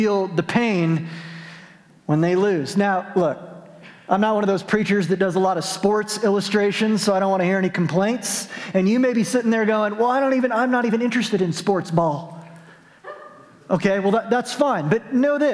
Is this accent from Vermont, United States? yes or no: no; Albuquerque, New Mexico, United States; when I was growing up in Albuquerque